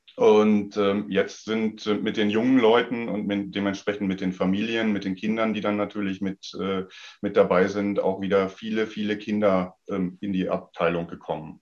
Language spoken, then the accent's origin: German; Sauerland, North Rhine-Westphalia, Germany; moved away as an adult; ich bin ja groß geworden ähm, zu Zeiten von Boris Becker und Steffi Graf noch und habe dann mhm. damals natürlich auch äh, Anfang der 80er Jahre ähm, in meiner Heimat im Sauerland